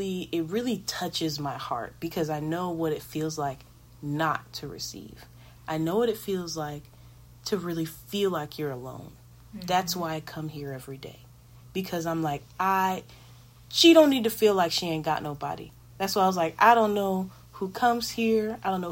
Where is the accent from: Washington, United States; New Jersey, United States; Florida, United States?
Florida, United States; I'm from Florida. I'm in California.